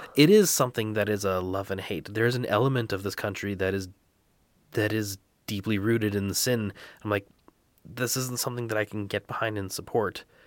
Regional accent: Canada; I am Canadian

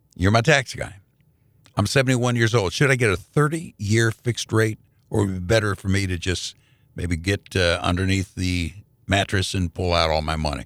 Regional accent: Indianapolis, Indiana, United States; I grew up in the Jewish community 'cause mom and pop worked real hard to get me that membership at the Jewish Community Center in Indianapolis.

